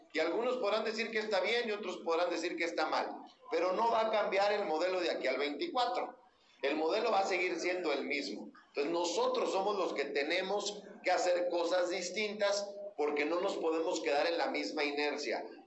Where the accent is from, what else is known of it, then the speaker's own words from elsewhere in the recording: San Juan del Río, Durango, Mexico; yo soy de campo, yo soy de San Juan del Río